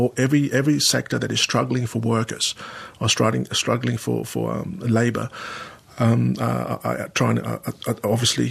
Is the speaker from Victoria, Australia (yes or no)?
no; Sydney, New South Wales, Australia; At that time, there wasn't a lot of Pacific Islanders where I grew up in Sydney. I started off in Sydney.